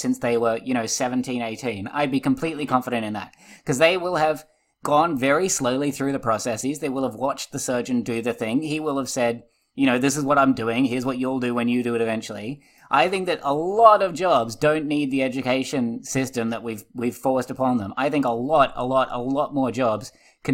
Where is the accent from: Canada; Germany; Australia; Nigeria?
Australia; being Australian